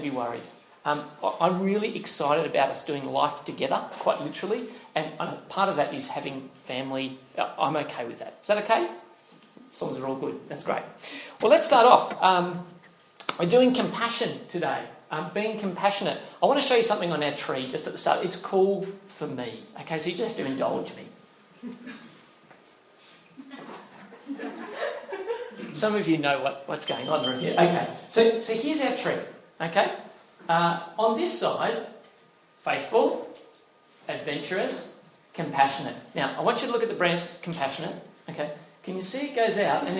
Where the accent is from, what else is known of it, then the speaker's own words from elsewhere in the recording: Northern Territory, Australia; moved away; I grew up in the Northern Territory, okay? So I have some background, a couple of years there